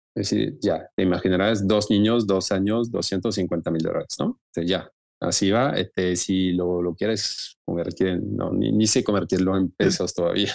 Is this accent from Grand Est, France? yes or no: no; Lyon, Auvergne-Rhône-Alpes, France; Spanish is a second language; moved away as an adult; also born or lived in Marseille / Brittany / Argentina; now in Mexico; inicié en Lyon, de donde vengo, de donde nací